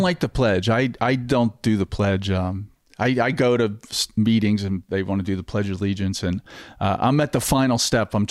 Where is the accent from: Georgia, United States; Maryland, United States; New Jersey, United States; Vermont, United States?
New Jersey, United States; now in Florida, United States; I grew up in New Jersey